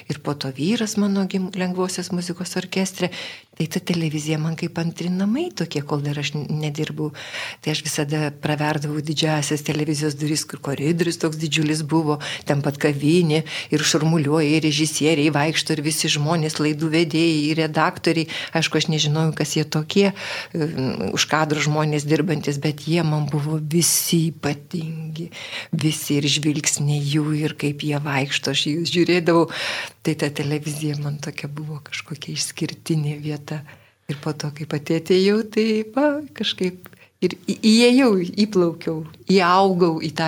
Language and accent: Lithuanian; Vilnius, Vilnius County, Lithuania; aš esu tikra Vilnietė, gimiau Vilniuje Antakalnio klinikose ir gimiau gruodžio mėnesį, kai buvo pusnynai labai šalta.